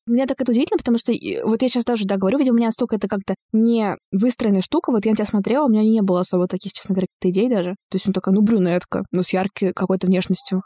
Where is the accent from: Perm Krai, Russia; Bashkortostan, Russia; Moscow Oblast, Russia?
Bashkortostan, Russia; moved away; Я из Башкортостана